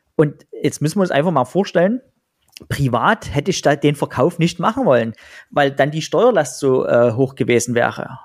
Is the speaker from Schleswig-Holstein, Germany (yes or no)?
no; Pirna, Saxony, Germany; in Pirna, in meiner Heimatstadt und in Dresden